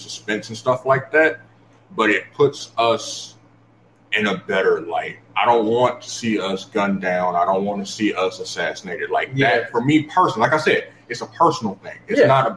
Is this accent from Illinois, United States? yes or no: yes; Chicago, Illinois, United States; I grew up in Chicago